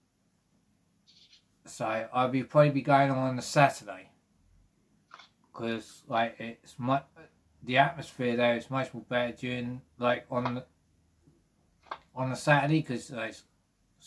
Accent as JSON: {"language": "English", "region": "South East England", "country": "United Kingdom", "said": "I'm from the southeast"}